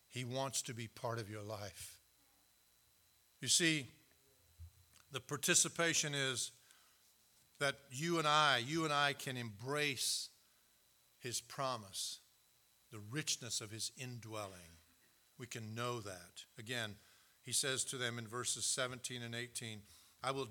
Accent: United States; also born or lived in Canada; I'm an American, I'm also a Canadian, but I'm most of all a Christian

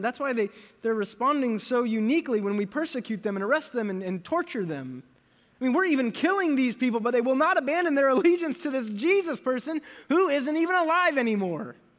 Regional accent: United States; I am American

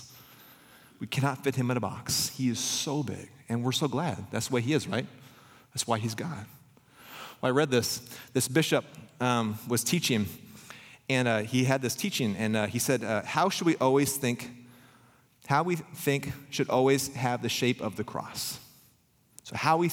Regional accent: Pella, Iowa, United States; growing up in Pella

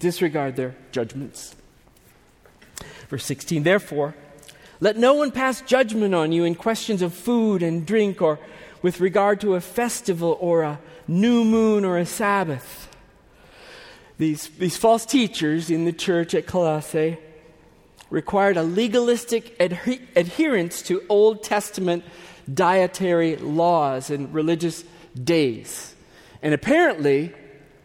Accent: United States; we, being these American Gentiles

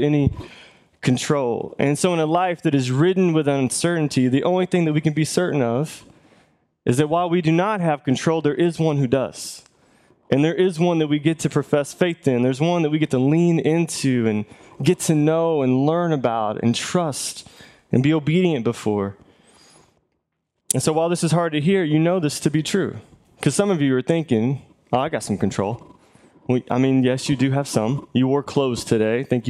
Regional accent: the South, United States; We're from the South

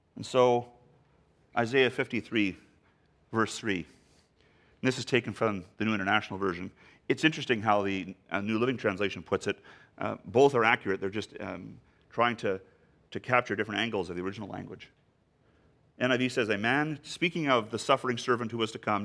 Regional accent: Canada; the poorest province in our country

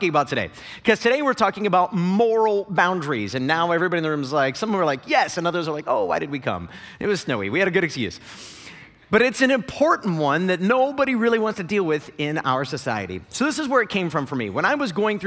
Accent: Northeast Ohio, United States; moved away; I grew up in Northeast Ohio.

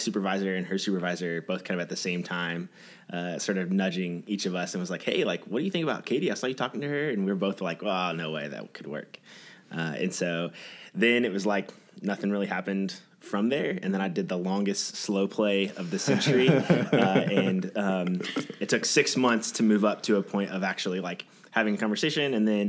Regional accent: southern Indiana, United States; I born and raised in Indiana. I grew up in a small town, southern Indiana.

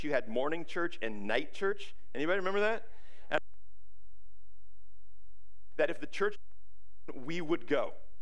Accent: Ferndale, United States; moved away as an adult; I grew up in Ferndale, and this is kind of my hometown

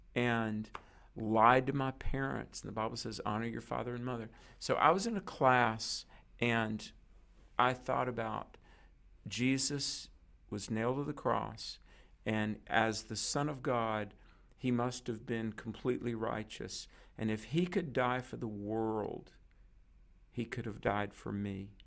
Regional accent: North Carolina, United States; my home state is North Carolina

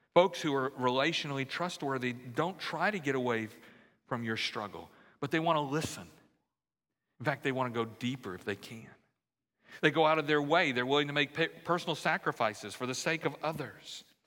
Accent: Central Louisiana, United States; now in Houston, United States; growing up in Central Louisiana

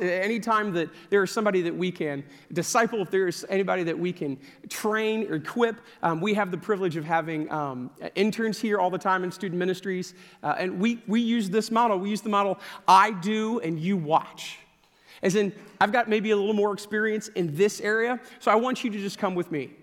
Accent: Lake Saint Louis, Missouri, United States; I grew up in Lake Saint Louis, which is a suburb of, uh, of Saint Louis.

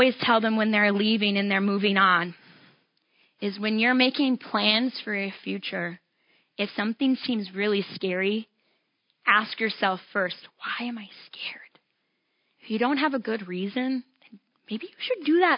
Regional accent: Iowa, United States; I grew up in Iowa, right along the Mississippi.

